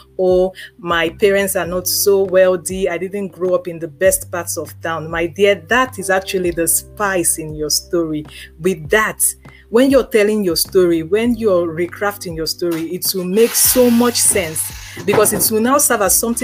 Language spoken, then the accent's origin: English; Lagos, Nigeria; I grew up in Ajegunle for the first 20-something years of my life